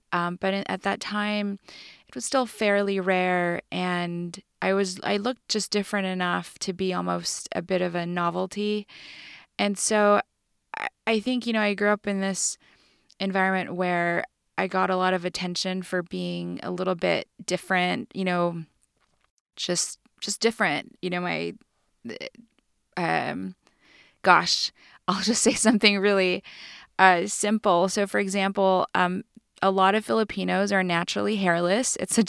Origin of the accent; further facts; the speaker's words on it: California, United States; Mostly I feel like I'm a Californian.